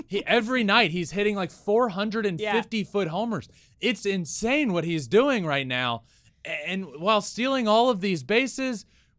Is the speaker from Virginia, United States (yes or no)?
yes; Richmond, Virginia, United States; I grew up in Richmond, where the AAA team is, going to Richmond Braves games, watching the Braves on TV every single night.